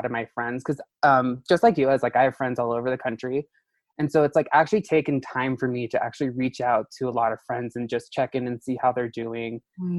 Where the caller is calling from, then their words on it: Denver, Colorado, United States; So right now I'm in Denver, Colorado.